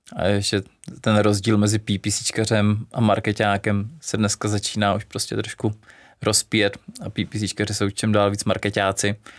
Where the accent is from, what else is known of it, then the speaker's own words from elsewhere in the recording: Czechia; u nás v Čechách